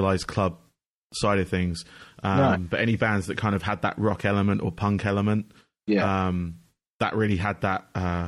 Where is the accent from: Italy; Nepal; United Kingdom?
United Kingdom; accent: UK; moved away as an adult; I used to be in the UK, as you can hear from my accent